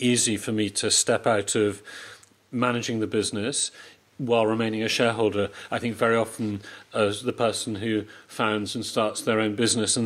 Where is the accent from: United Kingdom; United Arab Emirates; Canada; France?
United Kingdom; moved away as an adult; now in Poland; I'm British